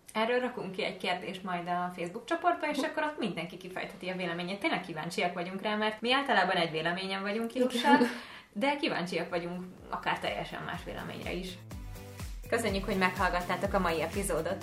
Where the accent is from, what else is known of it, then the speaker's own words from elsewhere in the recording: Hungary; magyar vagyok